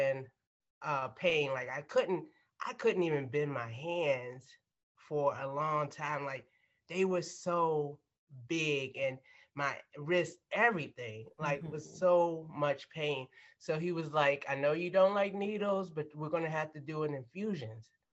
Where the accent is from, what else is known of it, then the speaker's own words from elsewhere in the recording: Maryland, United States; we grew up in Maryland.